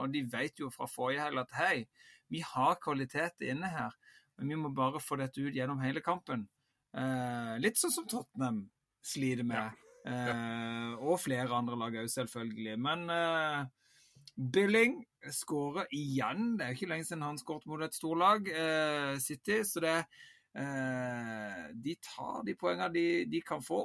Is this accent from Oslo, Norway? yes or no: no; Vigeland, Agder, Norway; jeg er jo født og oppvokst på Vigeland